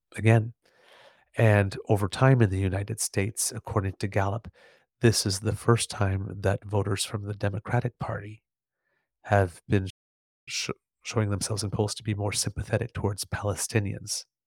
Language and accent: English; Canada; as a Canadian